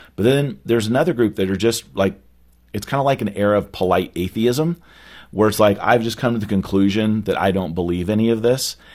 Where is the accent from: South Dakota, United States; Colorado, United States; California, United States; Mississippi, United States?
California, United States; now in Dallas, United States; growing up in California